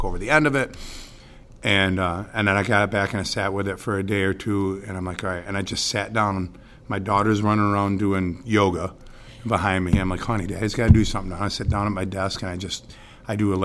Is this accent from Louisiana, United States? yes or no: no; Central Square, New York, United States; I grew up in Central Square